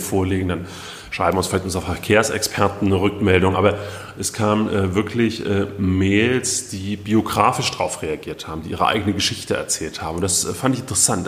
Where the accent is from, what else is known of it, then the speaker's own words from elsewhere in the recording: Gera, Thuringia, Germany; in Gera, meiner Heimatstadt